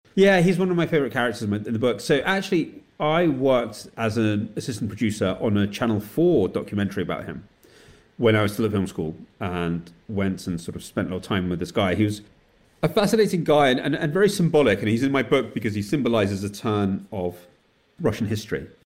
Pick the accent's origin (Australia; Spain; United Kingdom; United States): United Kingdom; also born or lived in Soviet Union; they left when I was nine months old in 1977, and I grew up in Britain